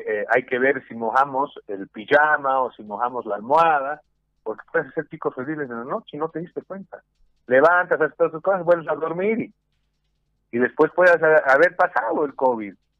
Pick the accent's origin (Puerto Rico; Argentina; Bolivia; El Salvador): Bolivia